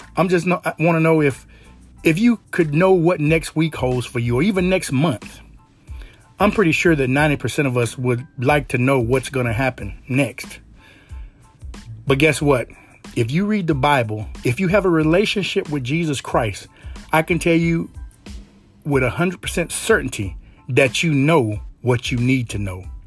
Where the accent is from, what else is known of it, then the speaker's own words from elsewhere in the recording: Louisiana, United States; it's pretty hard growing up in Louisiana and not believing in some type of super, super superstitions